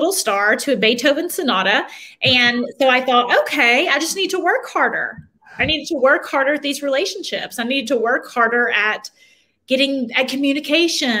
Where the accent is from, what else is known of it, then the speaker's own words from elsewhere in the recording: Knoxville, Tennessee, United States; also born or lived in Memphis, Tennessee; I was raised on the other side of the state. Okay. In Knoxville